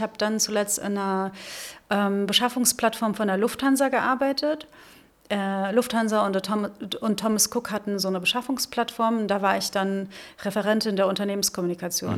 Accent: Rhineland-Palatinate, Germany; also born or lived in Northern Germany / Lübeck / Hesse; now in Berlin, Germany; ich bin in der Südpfalz groß geworden. Ich bin in Norddeutschland geboren

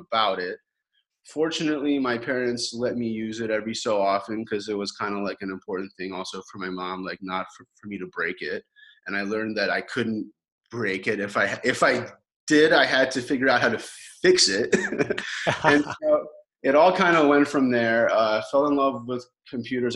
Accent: Baltimore, Maryland, United States; moved away as an adult; also born or lived in Kyiv, Ukraine / Chicago, United States; I moved to the United States in 1990 with my family and moved to Baltimore and lived there until I was like, you know, 18

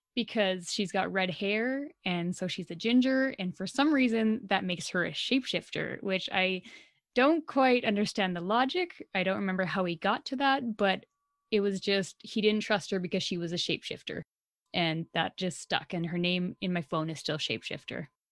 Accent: Alberta, Canada; we are so Canadian and Albertan

